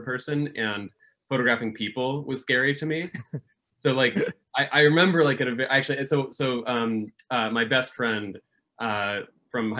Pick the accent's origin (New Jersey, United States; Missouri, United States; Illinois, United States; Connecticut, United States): Connecticut, United States; Farmington; I grew up in Connecticut, so I went to a public school in Connecticut. Farmington High School